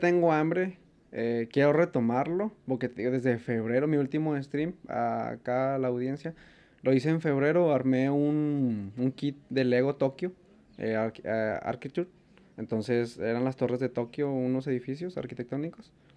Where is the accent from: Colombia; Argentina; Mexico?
Mexico; como mexicano